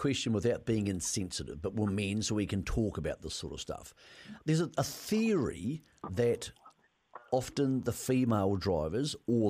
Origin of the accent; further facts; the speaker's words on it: Greymouth, West Coast, New Zealand; moved away; But I'm actually a southern man. So I know the South doesn't claim me anymore, but I'm from Greymouth